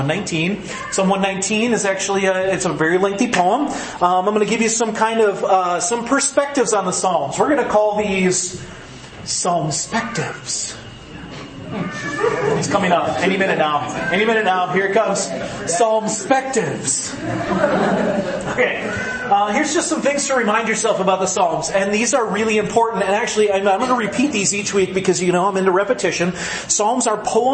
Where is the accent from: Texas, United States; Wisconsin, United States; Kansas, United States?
Wisconsin, United States; Green Bay; now in Rapid City, United States; I grew up in Green Bay, Wisconsin